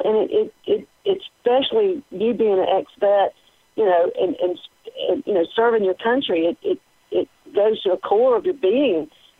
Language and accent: English; United States; we're all Americans.